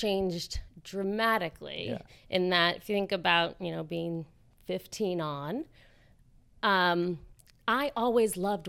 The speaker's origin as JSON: {"language": "English", "region": "Connecticut", "country": "United States", "tie": "born or raised there"}